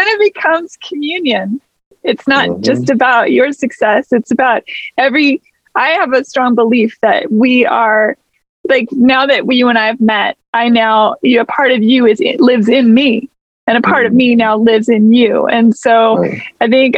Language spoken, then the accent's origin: English; Seattle, Washington, United States; I grew up in the Pacific Northwest, so. Oh, for real? Where? Yeah, in Seattle.